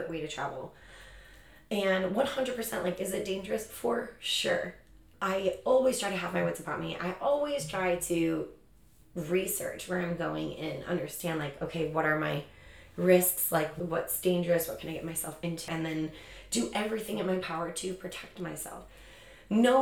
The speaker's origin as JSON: {"language": "English", "town": "Chicago", "region": "Illinois", "country": "United States", "tie": "born or raised there", "moved": "yes", "lives_now": "San Diego, United States", "said": "I'm born and raised in Chicago"}